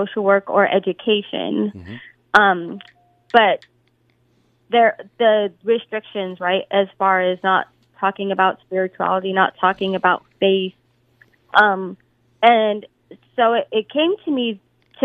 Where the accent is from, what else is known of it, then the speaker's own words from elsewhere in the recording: Los Angeles, California, United States; I was raised in South Central LA, mostly amongst the Black side of my family